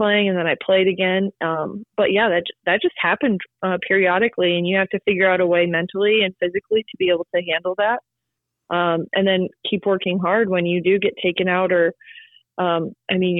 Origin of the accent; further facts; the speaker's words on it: South Dakota, United States; I'm from South Dakota